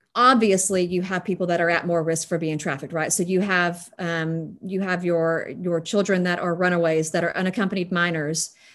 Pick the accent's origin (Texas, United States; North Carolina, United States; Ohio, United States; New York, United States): Texas, United States; West; as a West Texan